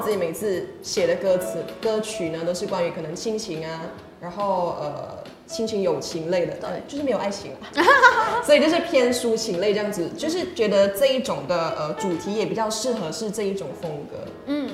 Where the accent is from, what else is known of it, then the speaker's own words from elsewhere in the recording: Taiping, Perak, Malaysia; moved away as an adult; now in Taiwan; 我是来自马来西亚的